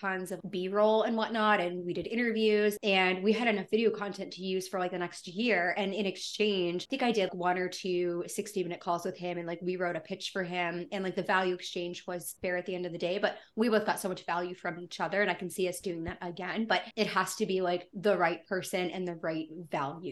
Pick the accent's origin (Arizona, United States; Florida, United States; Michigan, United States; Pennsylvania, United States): Pennsylvania, United States; Erie; now in Louisville, United States; my hometown of Erie, Pennsylvania